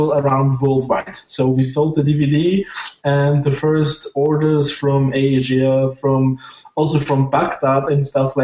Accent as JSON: {"language": "English", "country": "Germany", "second_language": "English", "said": "I'm from Germany"}